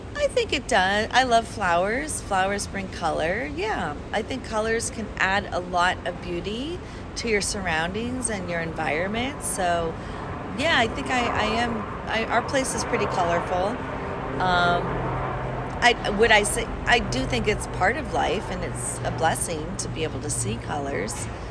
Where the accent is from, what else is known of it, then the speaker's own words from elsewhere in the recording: Chicago, Illinois, United States; now in Brooklyn, New York, United States; it's a beautiful city. I grew up there.